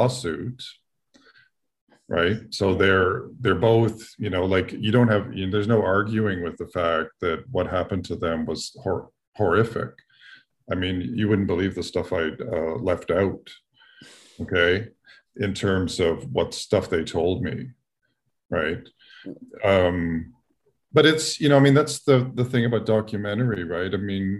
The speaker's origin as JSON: {"language": "English", "town": "Toronto", "region": "Ontario", "country": "Canada", "tie": "born or raised there", "said": "I grew up in Toronto"}